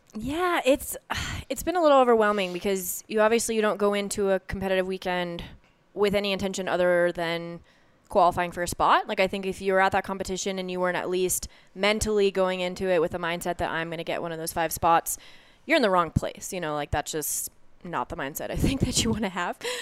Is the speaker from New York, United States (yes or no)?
no; Lakewood, Colorado, United States; moved away as an adult; I am born and raised, uh, Lakewood, Colorado, so right here, right outside of Denver